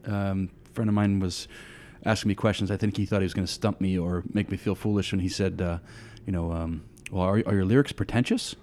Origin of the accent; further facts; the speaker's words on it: Litchfield, New Hampshire, United States; also born or lived in Hudson, New Hampshire; I grew up in, uh, southern New Hampshire